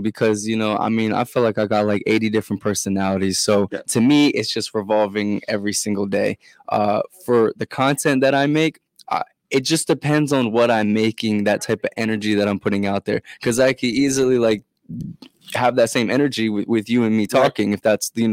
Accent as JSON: {"language": "English", "region": "Maryland", "country": "United States", "said": "I am from Maryland"}